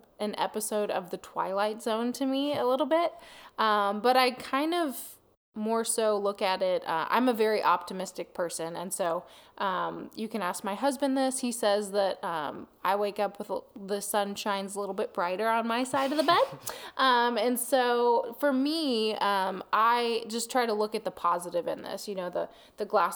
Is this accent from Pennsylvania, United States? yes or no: no; Eugene, Missouri, United States; moved away as an adult; also born or lived in Warrensburg, Missouri; now in Texas, United States; I was born and raised in Eugene, Missouri